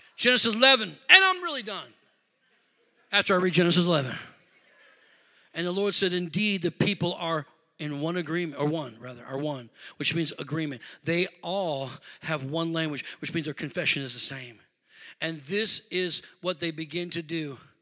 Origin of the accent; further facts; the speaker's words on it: Rockford, Illinois, United States; now in Milwaukee, United States; I'm from Rockford, Illinois